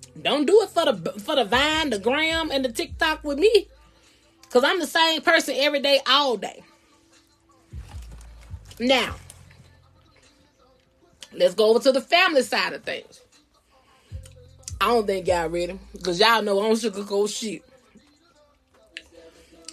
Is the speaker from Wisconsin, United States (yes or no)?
no; Georgia, United States; I'm from Georgia too